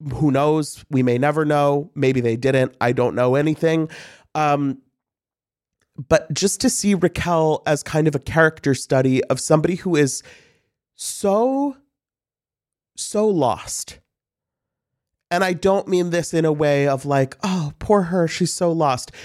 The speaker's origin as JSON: {"language": "English", "town": "St. Louis", "region": "Missouri", "country": "United States", "said": "I'm from Saint Louis."}